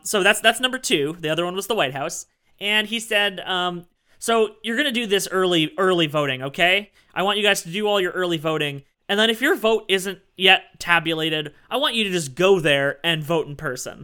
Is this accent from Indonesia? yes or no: no; Canada; I am Canadian